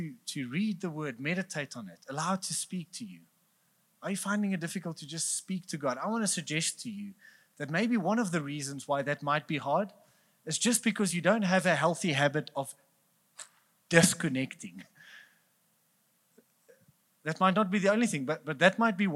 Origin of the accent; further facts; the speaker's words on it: Bloemfontein, Free State, South Africa; We are from Bloemfontein, so we're cheap